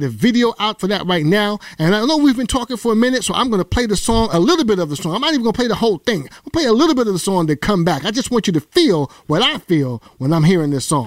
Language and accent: English; New York, United States; I'm from the town, I'm from the soil, I'm from New York